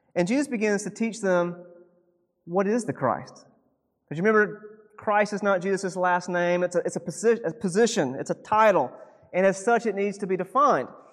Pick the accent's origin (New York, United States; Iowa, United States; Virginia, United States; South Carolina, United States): South Carolina, United States; moved away as an adult; also born or lived in Seattle; now in Oregon, United States; I grew up in South Carolina, and for some reason, when I was a kid, nobody played soccer